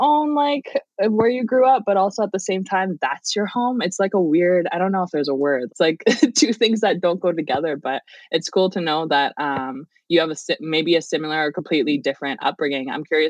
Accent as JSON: {"language": "English", "town": "Medicine Hat", "region": "Alberta", "country": "Canada", "tie": "born or raised there", "said": "Cree. Yeah, and no I grew way. Up in Medicine Hat, Alberta. I didn't grow up on the res."}